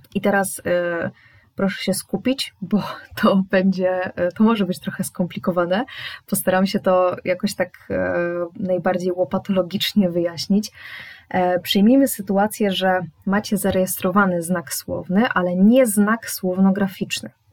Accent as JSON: {"language": "Polish", "town": "Poznań", "region": "Greater Poland", "country": "Poland", "said": "jestem z Poznania"}